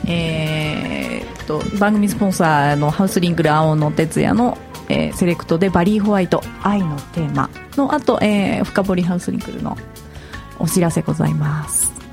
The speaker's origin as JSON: {"language": "Japanese", "region": "Yamanashi", "country": "Japan", "tie": "born or raised there", "said": "私山梨出身なんで"}